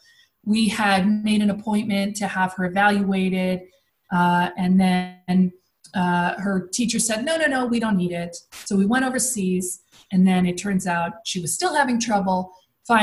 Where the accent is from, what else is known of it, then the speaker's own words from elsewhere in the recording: United States; moved away as an adult; now in Netherlands; as an American